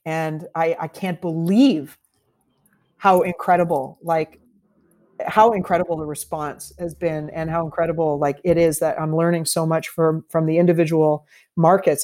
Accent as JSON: {"language": "English", "country": "Canada", "also_born_or_lived": "Toronto / Vancouver", "said": "our values as Canadians"}